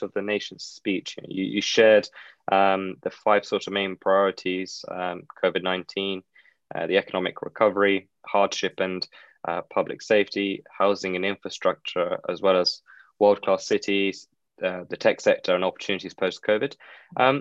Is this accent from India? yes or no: no; United Kingdom; we talk a lot about in the UK